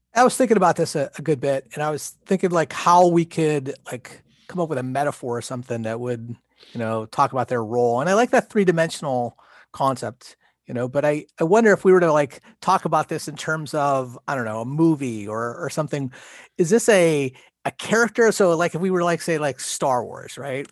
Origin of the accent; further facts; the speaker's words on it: Pennsylvania, United States; we're both from Pennsylvania.